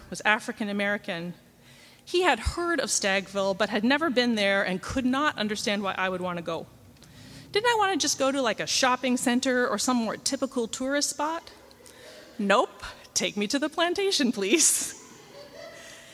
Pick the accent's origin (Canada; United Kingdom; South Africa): Canada; I'm from Canada